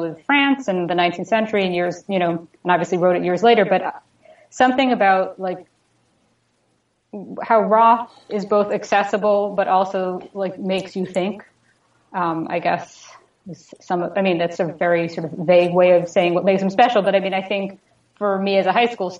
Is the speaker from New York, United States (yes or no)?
yes; New York City, New York, United States; moved away as an adult; also born or lived in New Jersey; now in Toronto, Canada; I grew up in New York City